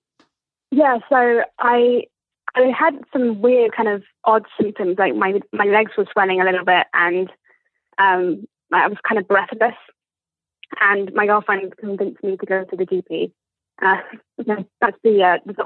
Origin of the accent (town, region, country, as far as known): England, United Kingdom; accent: posh